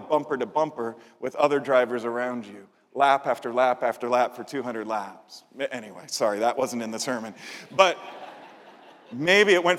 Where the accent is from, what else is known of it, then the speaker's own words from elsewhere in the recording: Chicago, Illinois, United States; I'm from Chicago